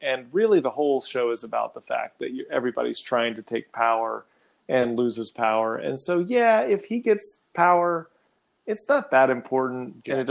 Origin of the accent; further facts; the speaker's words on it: Texas, United States; I don't remember seeing a lot of them growing up in Texas.